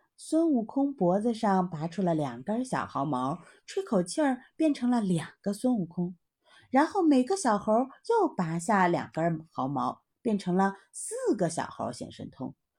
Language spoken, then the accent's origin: Chinese; China; 我们中国人呢，都一直奉行勤俭持家